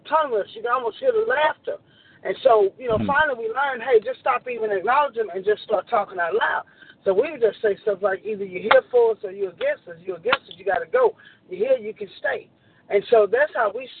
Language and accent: English; Shreveport, Louisiana, United States; moved away as an adult; also born or lived in Houma, Louisiana; now in Longview, United States; I grew up in Shreveport